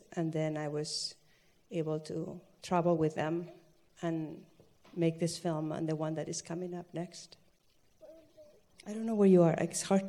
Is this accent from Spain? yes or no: yes; Spain; I'm from Spain.